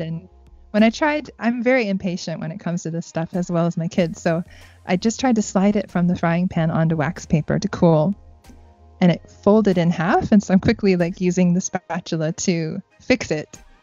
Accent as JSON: {"language": "English", "country": "United States", "moved": "yes", "lives_now": "Japan", "said": "me being American"}